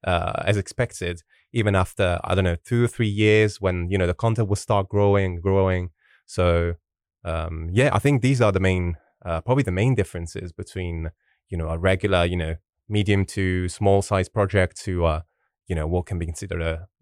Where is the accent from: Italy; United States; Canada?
Italy; English is a second language; Yeah, I'm originally from Italy. That's where I'm from. I'm currently living in Sardinia, which is the beautiful island in the middle of the Mediterranean Sea.